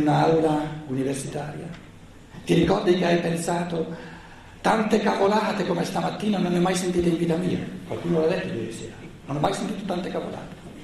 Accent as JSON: {"language": "Italian", "country": "Italy", "said": "Noi siamo mica nati per caso in Italia"}